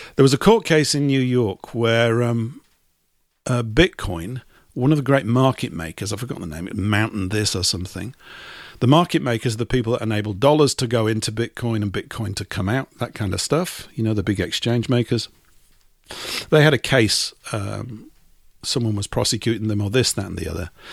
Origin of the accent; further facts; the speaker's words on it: England, United Kingdom; an English type